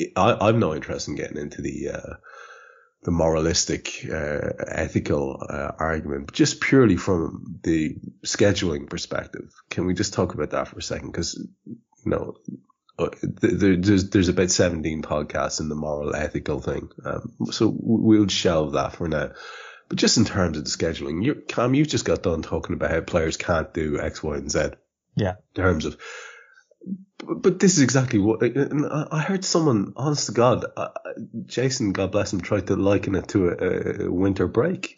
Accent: Ireland; as an Irishman

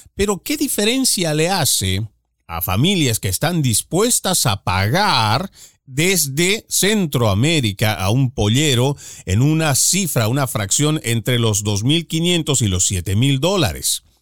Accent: Bolivia; en mi país, por lo menos en el cual yo he nacido, en Bolivia

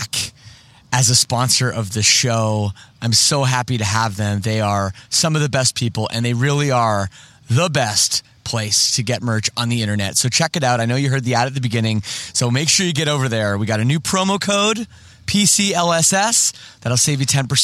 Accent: Toronto, Ontario, Canada; moved away as an adult; now in Windsor, Canada; I'm from Toronto too

